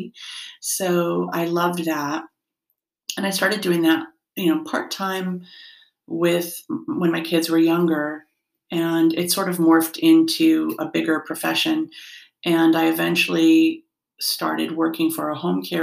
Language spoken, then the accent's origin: English; Norwalk, Connecticut, United States; now in Newtown, United States; I grew up in Norwalk